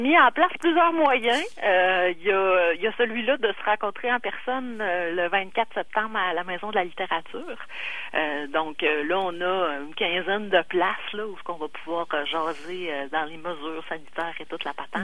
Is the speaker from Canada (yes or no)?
yes; Quebec City, Quebec, Canada; je suis chez nous à Québec. Là, euh, mon, mon père livrait à Sainte-Foy